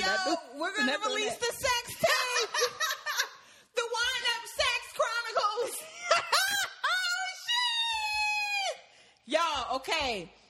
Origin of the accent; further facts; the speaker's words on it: Maryland, United States; now in Atlanta, United States; Because you got to think, I moved to Atlanta from Maryland.